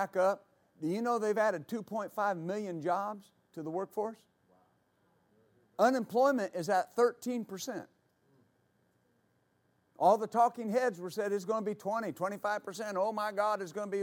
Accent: West Texas, United States; I was raised in West Texas and worked on ranches, rodeo, team rope

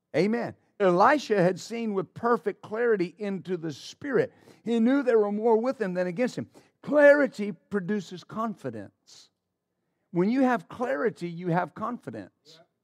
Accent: West Texas, United States; I grew up in West Texas

